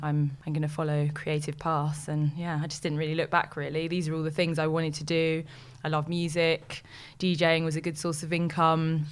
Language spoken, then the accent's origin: English; London, United Kingdom; I am from West London, born and bred, and I've lived there all my life